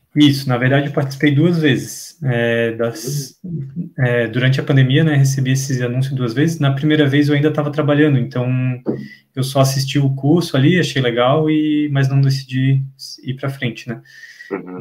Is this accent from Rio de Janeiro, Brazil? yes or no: no; Florianópolis, Santa Catarina, Brazil; eu sou de Florianópolis, Santa Catarina.